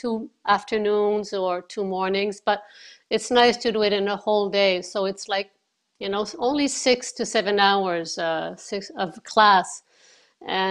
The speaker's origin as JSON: {"language": "English", "town": "Montreal", "region": "Quebec", "country": "Canada", "tie": "born or raised there", "said": "I've always lived in Montreal. I was born in Montreal"}